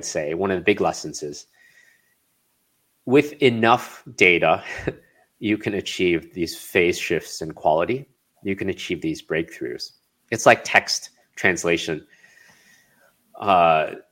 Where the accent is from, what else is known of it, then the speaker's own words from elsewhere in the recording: Chicago, Illinois, United States; now in California, United States; So I grew up in Chicago